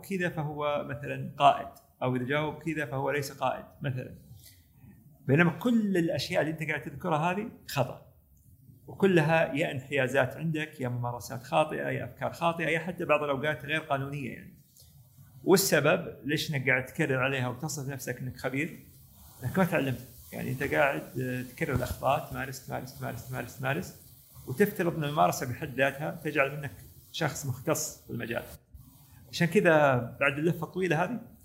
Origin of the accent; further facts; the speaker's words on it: Saudi Arabia; also born or lived in United States; احنا عندنا في السعوديه